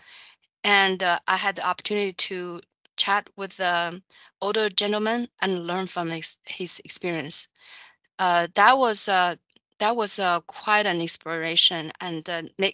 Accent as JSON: {"language": "English", "country": "China", "tie": "born or raised there", "also_born_or_lived": "United States", "moved": "as an adult", "lives_now": "Chicago, United States", "said": "I grew up in China"}